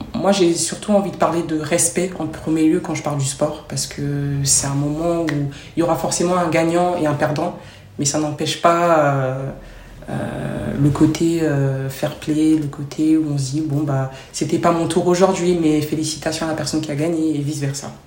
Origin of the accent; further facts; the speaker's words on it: Trappes, Île-de-France, France; also born or lived in Côte d'Ivoire; j'ai grandi en France